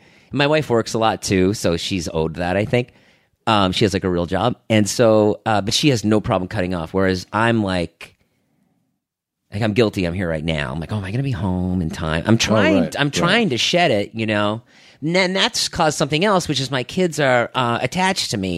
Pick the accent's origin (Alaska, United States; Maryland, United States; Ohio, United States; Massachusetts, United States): Massachusetts, United States; Boston; moved away; I grew up in Boston